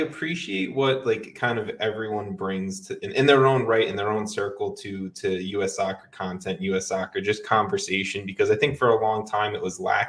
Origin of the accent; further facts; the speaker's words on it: New York City, New York, United States; I'm a New Yorker, born and bred, right?